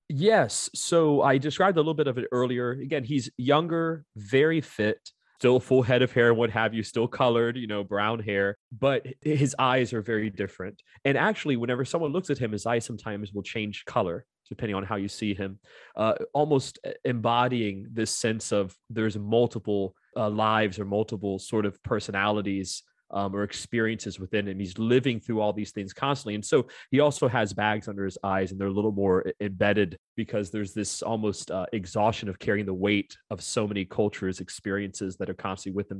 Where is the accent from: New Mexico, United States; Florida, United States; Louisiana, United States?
Florida, United States; Orlando; I'm born and raised in Orlando